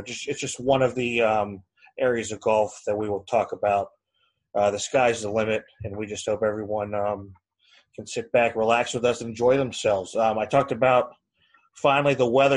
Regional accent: Northeast Ohio, United States; moved away as an adult; also born or lived in Georgetown, Kentucky; moving back here to Northeast Ohio, my hometown

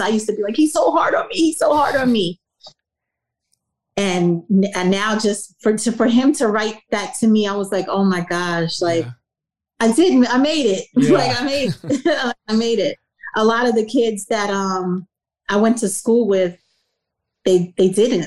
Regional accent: New York City, New York, United States; moved away; growing up where I grew up in South Jamaica, Queens in the 80s

